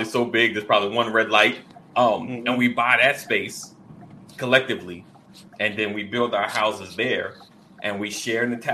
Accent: United States; as African American, Black Americans

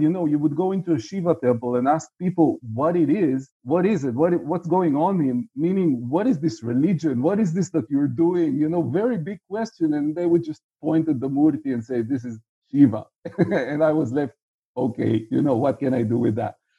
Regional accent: Israel; I'm from Israel, uh, as you can figure out by the fact that I'm uh, in Tel Aviv right now, uh, and was for the most of my life.

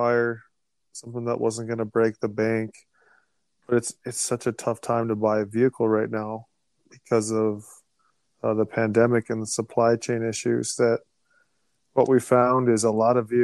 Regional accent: North Dakota, United States; moved away; I'm from North Dakota, Coop, not Woodbury

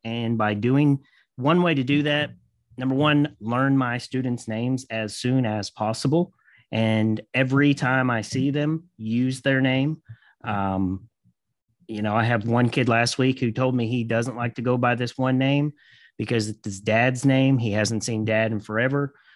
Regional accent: Kentucky, United States; I'm from Kentucky

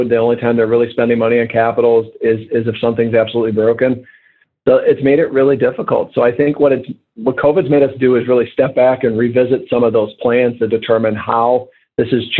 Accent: United States; as an American

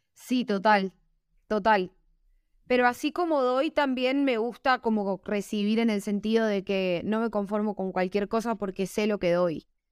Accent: Argentina; now in Bogotá, Colombia; yo vengo de Argentina, de la nostalgia, del tango, la melancolía, pero también la alegría. Los argentinos somos muy arriba

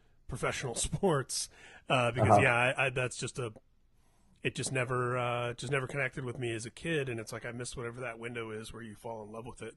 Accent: Indiana, United States; I grew up in Indiana

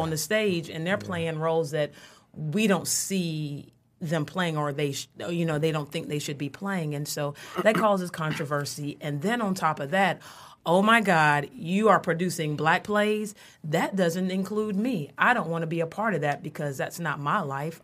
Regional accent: North Carolina, United States; now in Michigan, United States; I'm from the South. I'm from North Carolina

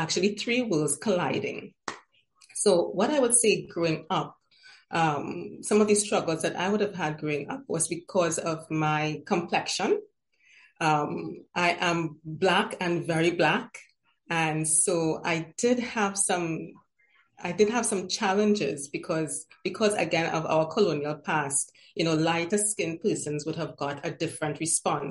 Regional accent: Trinidad & Tobago; I am from the beautiful Twin Island Republic of Trinidad and Tobago

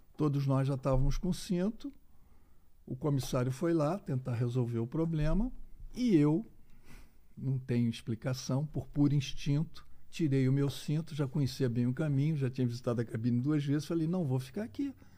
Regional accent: Rio de Janeiro, Brazil; moved away as an adult; now in Belo Horizonte, Brazil; eu sou do Rio de Janeiro, mas moro em Belo Horizonte há mais de 25 anos

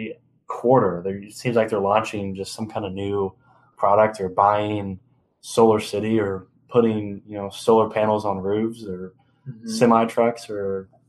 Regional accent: Lexington, Kentucky, United States; So we're from Lexington. We're sitting in Lexington right now.

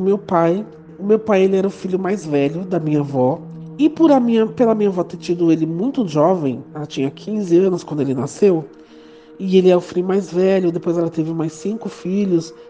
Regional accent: São Paulo, Brazil; eu sou de São Paulo

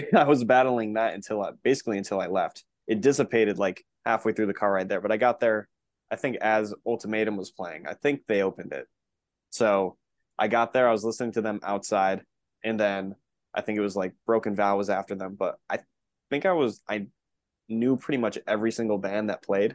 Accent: Connecticut, United States; born and raised in Connecticut.

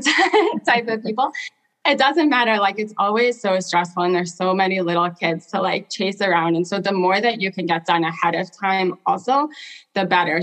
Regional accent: Portland, Oregon, United States; also born or lived in South Africa; I grew up in South Africa for the first part of my life and moved to Portland, Oregon when I was 10

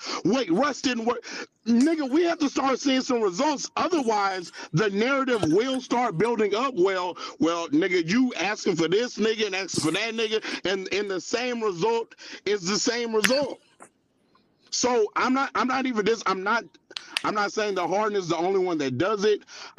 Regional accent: Houston, Texas, United States; So if we're going back to Houston, shout out my hometown

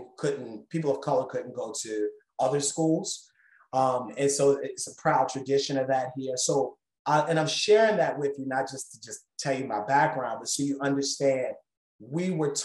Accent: Baltimore, Maryland, United States; I'm from Baltimore, Maryland, this is an international audience. So I'm from a place called Maryland, Baltimore, in America, which is near the capital. As a child, I lived in different states.

